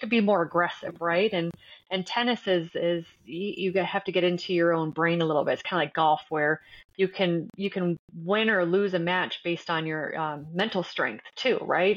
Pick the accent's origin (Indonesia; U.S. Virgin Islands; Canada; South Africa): Canada; Windsor, Ontario; moved away as an adult; now in United States; growing up in Canada